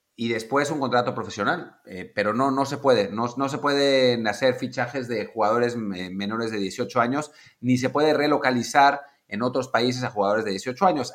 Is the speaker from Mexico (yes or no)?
yes; Mexico; como mexicanos, la suerte de que el papá es mexicano